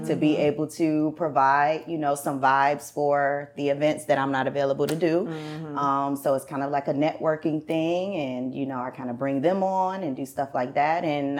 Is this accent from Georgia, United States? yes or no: yes; Cobb County, outskirts of Atlanta, Georgia, United States; also born or lived in Newark, New Jersey; like I said before. I'm originally from Newark, New Jersey, Brick City. Yay. But I was raised here in the outskirts of Atlanta in mm-hmm. Cobb County.